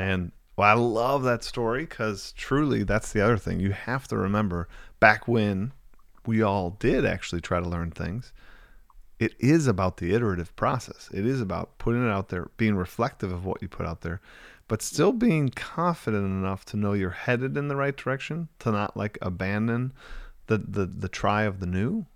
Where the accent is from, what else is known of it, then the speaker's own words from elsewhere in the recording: near Milwaukee, Wisconsin, United States; also born or lived in Cincinnati, United States; moved back to my hometown, which is about twenty minutes outside Milwaukee